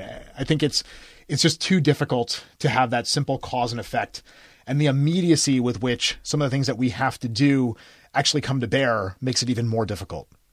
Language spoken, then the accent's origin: English; United States; I grew up near New York, I didn't have, like, a New York childhood